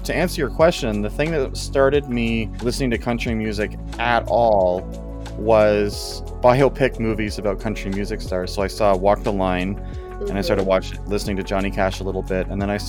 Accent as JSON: {"language": "English", "town": "Elmont", "region": "New York", "country": "United States", "tie": "born or raised there", "said": "I grew up in Elmont doesn't mean I'm from there."}